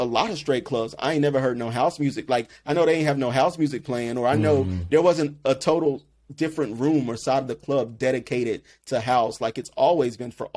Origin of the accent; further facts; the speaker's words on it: South Carolina, United States; moved away as an adult; also born or lived in Washington, D.C.; growing up in South Carolina